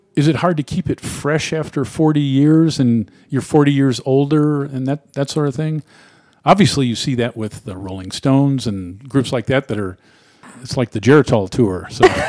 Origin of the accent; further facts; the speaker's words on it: Cleveland, Ohio, United States; my hometown in the sleepy Midwest, Cleveland, Ohio